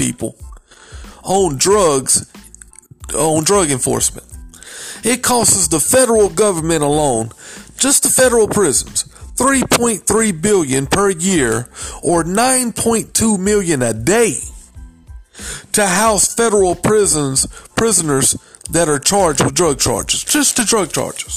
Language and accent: English; South Carolina, United States; I'm from South Carolina.